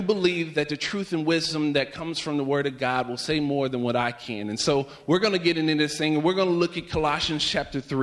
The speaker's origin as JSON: {"language": "English", "region": "Virginia", "country": "United States", "tie": "born or raised there", "moved": "yes", "said": "whenever I was growing up, I'm from Virginia, and we would have cold mornings."}